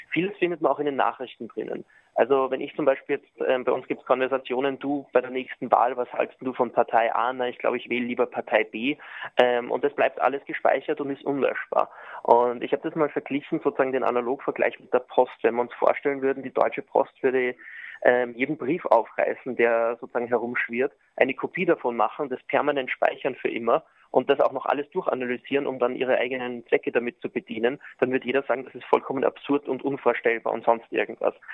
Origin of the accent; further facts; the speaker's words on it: Austria; deswegen haben wir uns jetzt sozusagen als Österreicher nach dem irischen Recht gerichtet